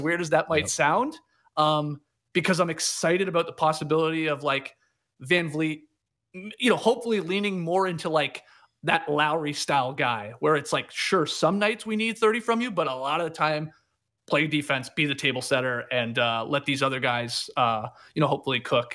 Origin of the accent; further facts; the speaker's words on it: Canada; now in Atlanta, United States; as a Canadian living here.